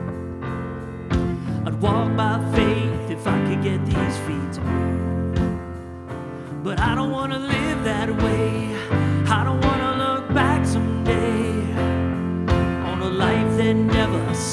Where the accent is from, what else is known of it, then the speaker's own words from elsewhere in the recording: Los Angeles, California, United States; moved away; I grew up in Los Angeles